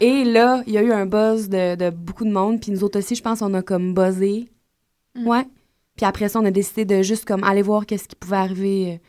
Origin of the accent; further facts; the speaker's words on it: Gaspésie, Quebec, Canada; moved away; quand on était jeunes, en Gaspésie encore, on a commencé à faire des spectacles ensemble.